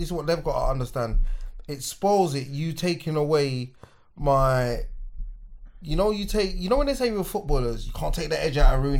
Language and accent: English; Hackney, London, United Kingdom; And this is how you know I'm from Hackney.